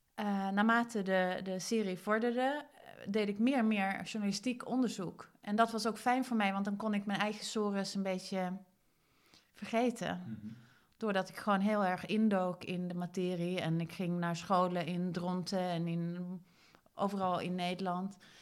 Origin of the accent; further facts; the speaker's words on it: Sweden; now in Netherlands; Ik kom uit Zweden